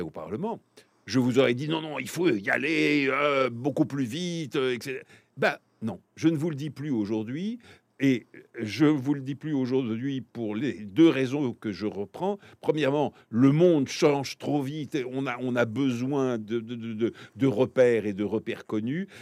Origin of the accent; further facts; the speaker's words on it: France; je suis français